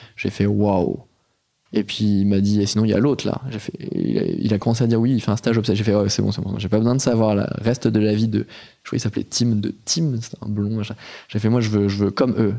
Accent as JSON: {"language": "French", "town": "Noisy-le-Grand", "region": "Île-de-France", "country": "France", "tie": "born or raised there", "said": "moi, j'ai grandi euh, à Noisy-le-Grand, dans le 93"}